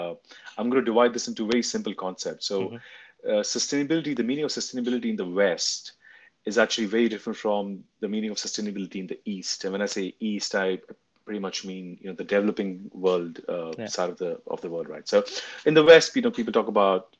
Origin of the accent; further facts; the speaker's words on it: India; moved away; I was born and raised in India for a large part of my life